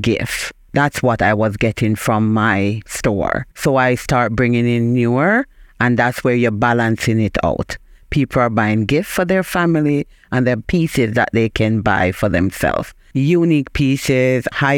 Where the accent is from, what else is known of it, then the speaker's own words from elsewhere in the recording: Jamaica; moved away as an adult; now in Springfield, United States; I am originally from Jamaica.